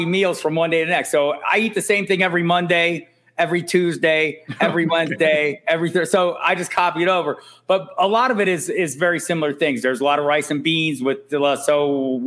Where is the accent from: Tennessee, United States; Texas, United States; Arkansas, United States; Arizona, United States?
Arizona, United States; Tucson; now in Albuquerque, United States; I live in Albuquerque. I've lived here for about 20 some years. I'm from Tucson originally.